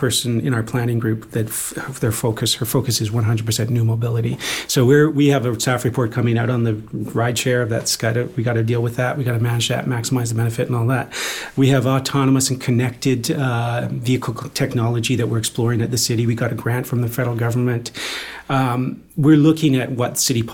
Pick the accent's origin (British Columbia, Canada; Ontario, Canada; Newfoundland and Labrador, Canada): British Columbia, Canada; Mission; now in Vancouver, Canada; I grew up in Mission in high school